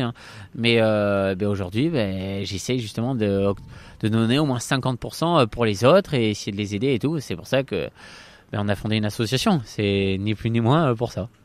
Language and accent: French; Bordeaux, Nouvelle-Aquitaine, France; born or raised there